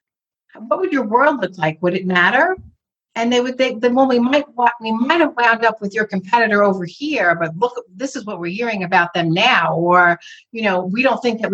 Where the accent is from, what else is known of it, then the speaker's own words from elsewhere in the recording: northern New Jersey, United States; I'm from New Jersey, northern part of New Jersey. I'm about 45 minutes from Manhattan